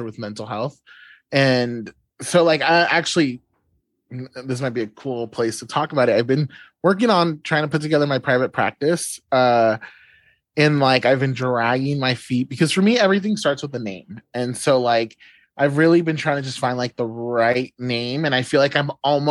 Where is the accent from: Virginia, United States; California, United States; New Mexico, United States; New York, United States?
California, United States; now in Oklahoma, United States; I'm from California